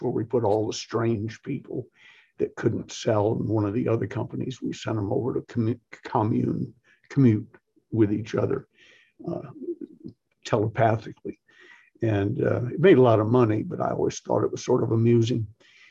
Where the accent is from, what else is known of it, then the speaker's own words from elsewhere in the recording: the South, United States; I'm from the South